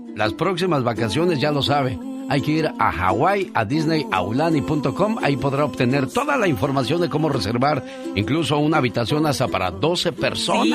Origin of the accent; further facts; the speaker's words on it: Guanajuato, Mexico; moved away; Un día salí de Guanajuato, pero Guanajuato nunca salió de mí.